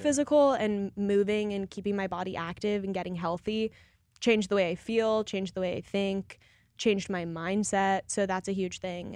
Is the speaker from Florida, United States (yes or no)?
no; Colorado, United States; I'm from Colorado